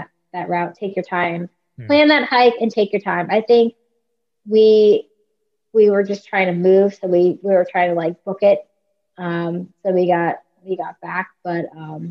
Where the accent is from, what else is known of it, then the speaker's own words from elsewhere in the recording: New York, United States; We're both from New York